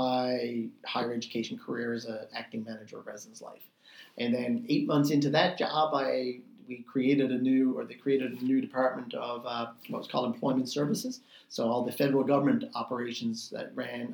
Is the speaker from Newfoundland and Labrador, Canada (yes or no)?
yes; St. John's, Newfoundland and Labrador, Canada; I had never lived in residence at Memorial because I grew up in St. John's